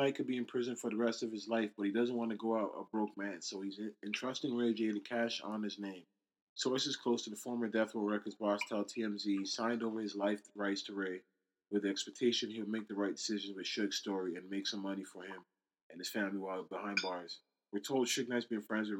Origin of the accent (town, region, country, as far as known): Canada